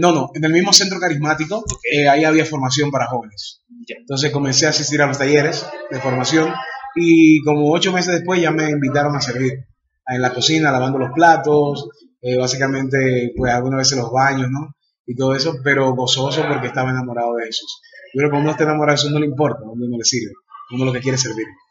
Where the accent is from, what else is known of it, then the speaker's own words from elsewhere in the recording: Dominican Republic; nací en la República Dominicana. Eh, somos una familia de, cinco